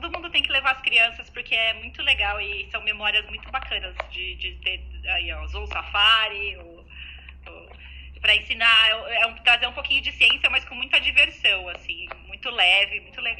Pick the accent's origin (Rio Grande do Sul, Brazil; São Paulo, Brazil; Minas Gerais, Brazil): São Paulo, Brazil; eu morava mais, a gente morava até toda a vida morei mais ou menos perto, né, em São Paulo.